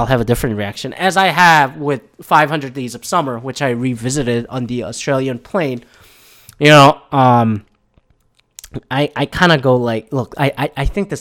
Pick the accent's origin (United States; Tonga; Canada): Canada; I'm from Canada